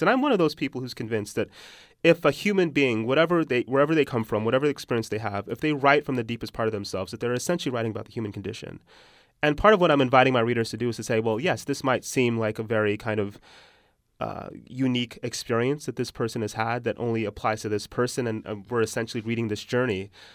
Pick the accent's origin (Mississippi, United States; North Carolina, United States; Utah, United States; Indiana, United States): Utah, United States; accent: American; moved away; also born or lived in Texas; when I was growing up in Utah